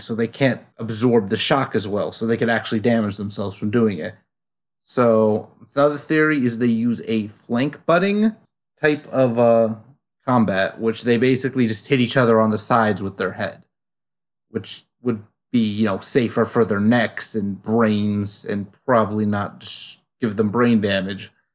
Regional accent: United States; I am American

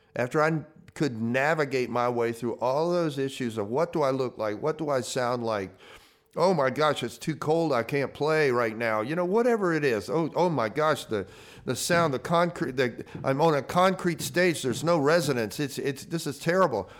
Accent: the South, United States; I came from the South

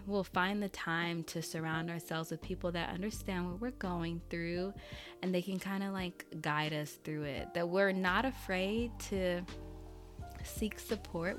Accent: Haiti; I'm Haitian, so I just said it in Creole.

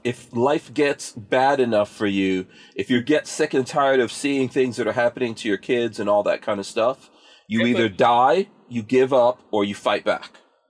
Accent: Guyana; born there; Like, for example, the Chinese are heavy in Guyana. I was born in Guyana.

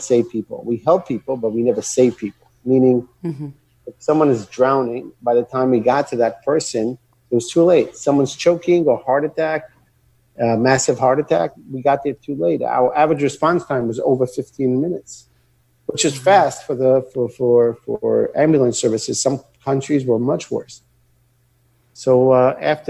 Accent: Israel; I grew up in Israel. I was born and raised here. My parents are American. That's how I speak English.

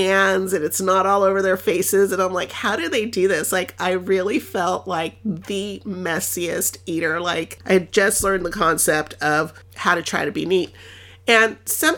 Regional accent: Los Angeles, California, United States; first language Spanish; English is a second language; I'm from Los Angeles and I love my city.

